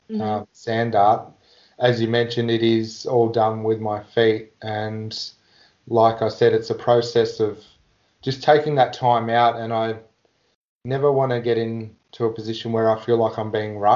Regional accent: Warrnambool, Victoria, Australia; I grew up in Warrnambool, and as a young fellow I got to get into the Aboriginal dancing

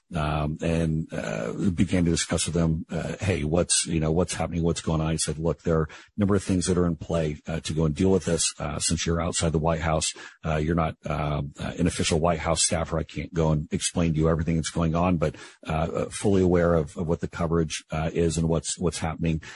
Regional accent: Seattle, Washington, United States; I was born at the Group Health Hospital on Capitol Hill in uh, in Seattle

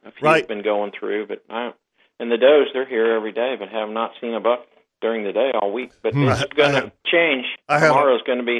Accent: Missouri, United States; moved away; When I was growing up in Missouri in the 70s and early 80s

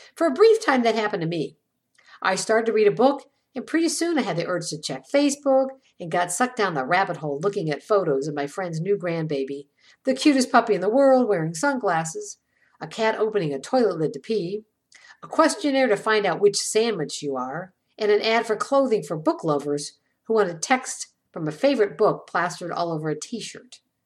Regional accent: Ireland; I'm Irish.

